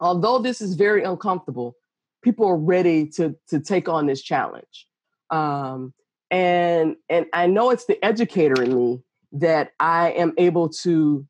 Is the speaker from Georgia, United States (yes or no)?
yes; Georgia, United States; I was the only in many white circles growing up in Georgia.